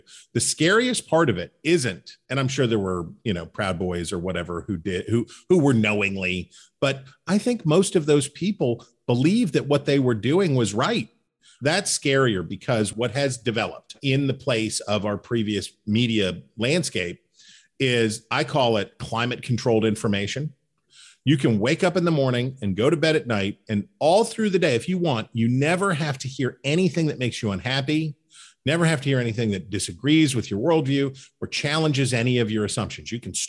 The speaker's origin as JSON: {"language": "English", "region": "Central Appalachia", "country": "United States", "said": "And obviously I'm from Central Appalachia it's not all sunshine and unicorns. There's problems and opioid addiction and dislocation of communities and all that stuff."}